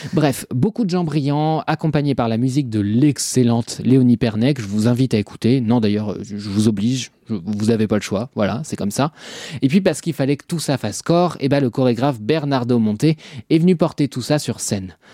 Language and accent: French; Normandy, France; je suis normand